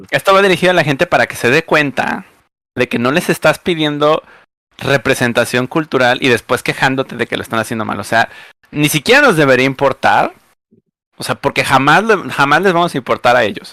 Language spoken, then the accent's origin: Spanish; Mexico; las personas que vivimos en México